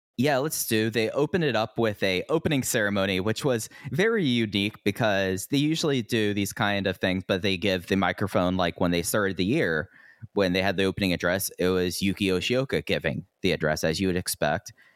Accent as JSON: {"language": "English", "town": "Fort Worth", "region": "Texas", "country": "United States", "tie": "born or raised there", "moved": "yes", "said": "I am now back in my hometown, Fort Worth, Texas"}